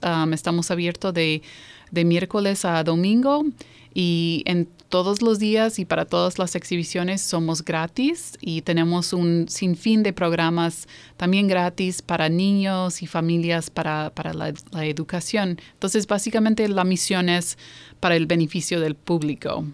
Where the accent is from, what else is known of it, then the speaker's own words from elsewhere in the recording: New York, United States; also born or lived in Iowa / Mexico City; now in Baltimore, United States; sí nací aquí, yo nací en Nueva York, Ah, soy de ahí, eh, pero he vivido en Iowa, he vivido en la Ciudad de México y eh, ahora estoy radicada aquí en Baltimore